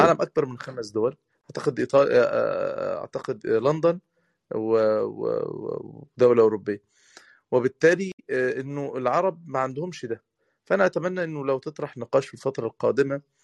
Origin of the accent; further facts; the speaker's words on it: Egypt; احنا كمصريين